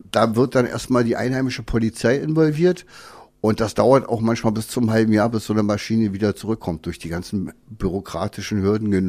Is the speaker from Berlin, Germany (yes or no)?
yes; Berlin, Germany; Gut, also ich bin in Berlin aufgewachsen, habe eine Lehre als Krankenpfleger gemacht, in dem Beruf auch fünf, sechs Jahre gearbeitet.